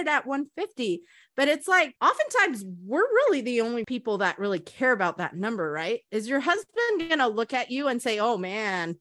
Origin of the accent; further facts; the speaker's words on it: Taiwan; moved away; part of my life, I grew up in Taiwan